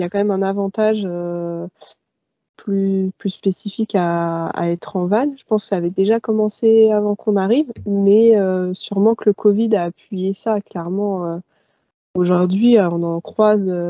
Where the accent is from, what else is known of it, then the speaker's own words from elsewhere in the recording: Paris suburbs, Val-d'Oise, Île-de-France, France; moved away as an adult; viens de banlieue parisienne, dans le Val d'Oise